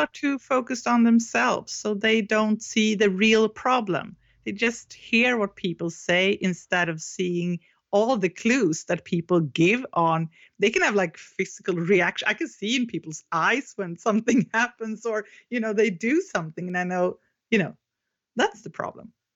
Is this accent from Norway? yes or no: no; Sweden; English is a second language; I'm from Sweden